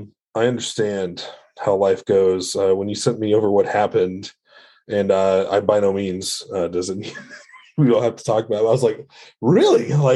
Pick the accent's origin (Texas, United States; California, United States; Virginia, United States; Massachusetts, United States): Texas, United States; I'm originally from Texas. And so, I do know that actually happens from time to time